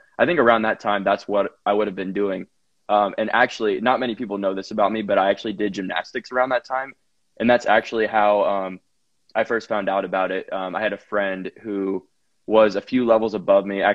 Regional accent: Franklin, Tennessee, United States; also born or lived in Alabama; I'm in Franklin, Tennessee right now. I'm actually back home from school

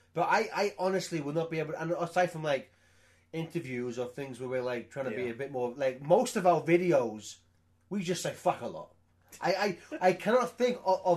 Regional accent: England, United Kingdom; I'm English

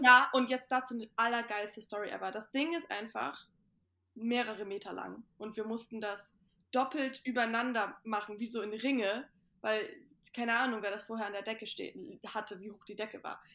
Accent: Itzehoe, Schleswig-Holstein, Germany; bei uns zu Hause in Itzehoe haben wir halt auch einen Kamin

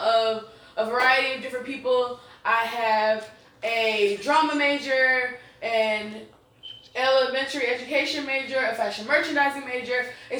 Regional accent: Atlanta, Georgia, United States; your host of Growing Pains, and I hail from Atlanta, Georgia, the 404, the 678, the 707, 770.

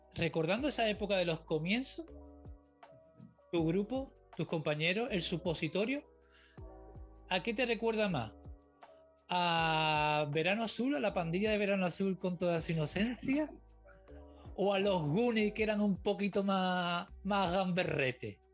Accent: Cádiz, Andalusia, Spain; moved away; yo soy de Cádiz

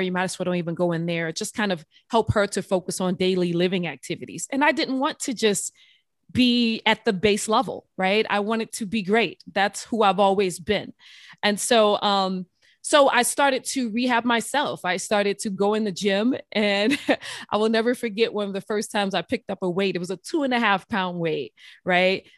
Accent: New Orleans, Louisiana, United States; I grew up, um, I'm from New Orleans, Louisiana

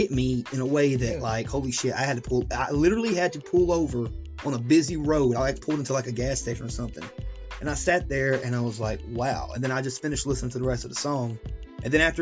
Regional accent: Chattanooga, Tennessee, United States; moved away as an adult; now in Georgia, United States; I'm Chattanooga born and bred.

